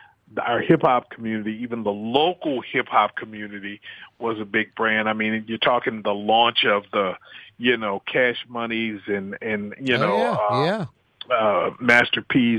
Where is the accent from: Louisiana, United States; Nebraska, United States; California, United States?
Louisiana, United States; New Orleans; born or raised there